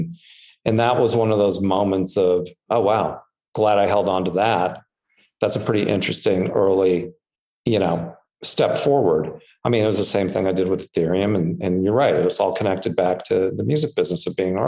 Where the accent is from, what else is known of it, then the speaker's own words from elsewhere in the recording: Anaheim, California, United States; I grew up in Anaheim, which I grew up probably two blocks away from Disneyland